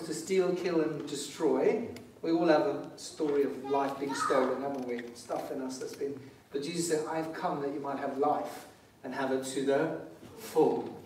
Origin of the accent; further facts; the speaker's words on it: Zimbabwe; now in England, United Kingdom; I didn't put my Zimbabwean flag up today. It's because I'm actually English now